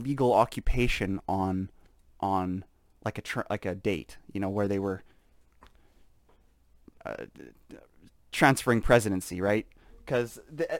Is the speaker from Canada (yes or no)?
yes; Canada; we're proud to be Canadian. I think that Saskatchewan is the best province in Canada.